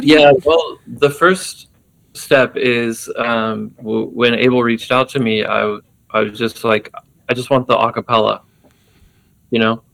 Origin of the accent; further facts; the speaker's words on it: Texas, United States; being an American growing up in Texas in the 80s